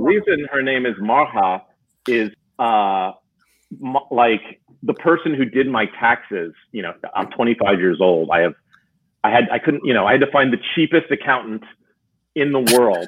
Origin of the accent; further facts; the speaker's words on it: New Jersey, United States; I grew up in New Jersey